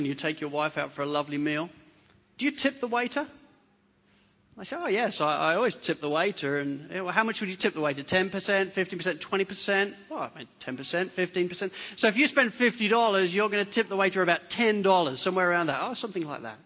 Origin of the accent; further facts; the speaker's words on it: England, United Kingdom; now in Hornsby, Australia; I'm English